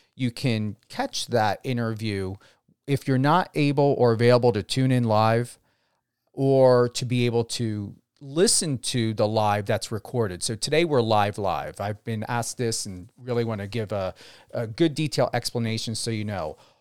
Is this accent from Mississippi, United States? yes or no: no; New Jersey, United States; moved away; also born or lived in West Coast; as a New Jersey native and my accent